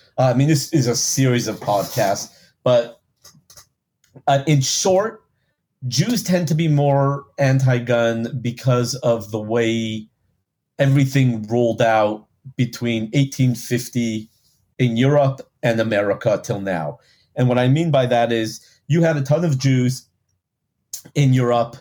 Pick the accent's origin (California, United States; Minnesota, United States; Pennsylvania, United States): California, United States; Los Angeles; I grew up a spoiled LA boy